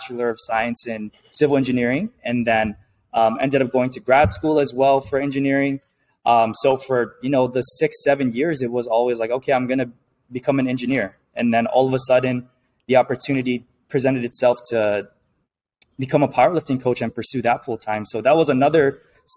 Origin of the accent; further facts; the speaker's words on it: Hawaii, United States; I was born and raised in Hawaii